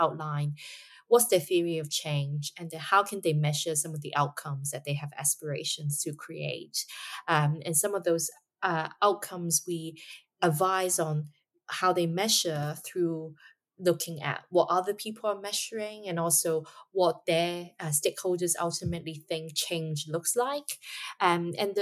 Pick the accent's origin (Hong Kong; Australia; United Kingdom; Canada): Hong Kong; Hong Kong, of course, my hometown